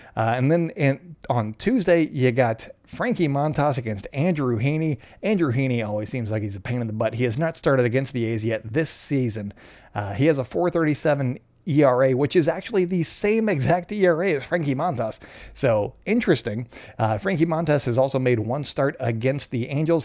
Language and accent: English; Canada; being Canadian